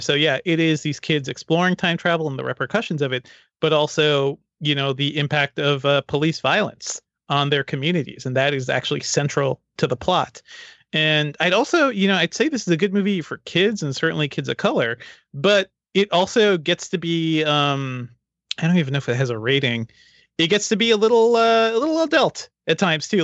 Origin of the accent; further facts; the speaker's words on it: Guyana; now in United States; Guyana, my home country